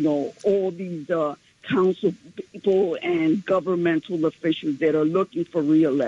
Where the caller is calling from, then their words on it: New York City, New York, United States; from Central Harlem.